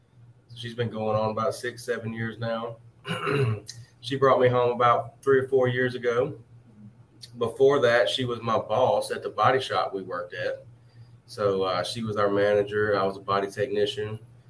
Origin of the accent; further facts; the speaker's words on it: Jackson, Mississippi, United States; So we're from Jackson, Mississippi.